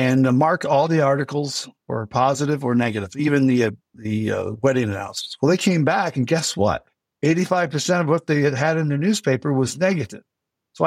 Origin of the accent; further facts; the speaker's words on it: Western New York, United States; moved away as an adult; now in Alaska, United States; I grew up in Western New York